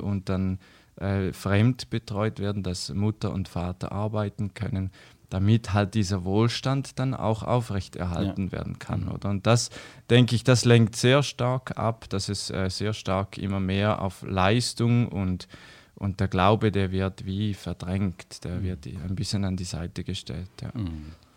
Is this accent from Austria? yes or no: no; Switzerland; bei uns in der Schweiz